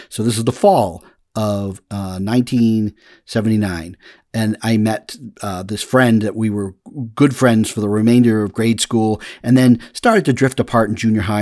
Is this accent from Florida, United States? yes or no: no; Massachusetts, United States; when I was growing up in Massachusetts